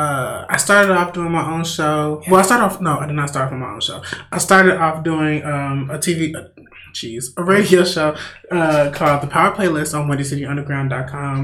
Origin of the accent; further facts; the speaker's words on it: Gary, Indiana, United States; also born or lived in Merrillville, Indiana; I'm from the Gary, Indiana area as well